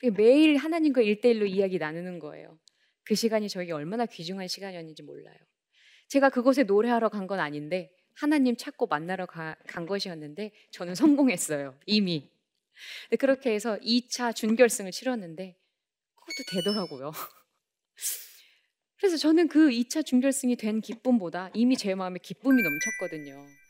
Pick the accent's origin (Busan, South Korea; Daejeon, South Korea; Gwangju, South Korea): Daejeon, South Korea; 제가 살고 있는 대전에